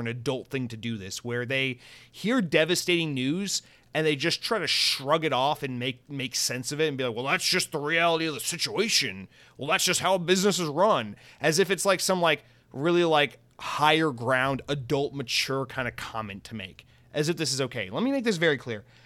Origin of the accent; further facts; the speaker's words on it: United States; as an American